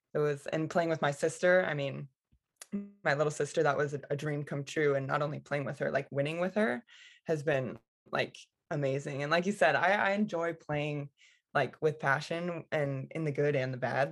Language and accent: English; United States; as an American